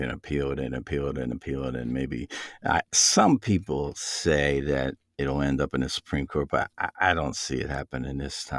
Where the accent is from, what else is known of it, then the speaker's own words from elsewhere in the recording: Pennsylvania, United States; my home state of Pennsylvania